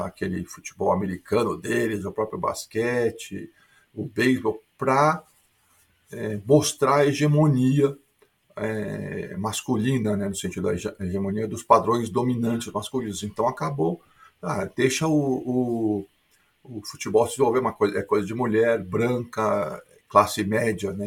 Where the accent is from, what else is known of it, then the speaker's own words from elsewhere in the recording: Porto Alegre, Rio Grande do Sul, Brazil; moved away as an adult; also born or lived in São Paulo; now in Sydney, Australia; eu sou brasileiro de Porto Alegre, mas fiz minha formação acadêmica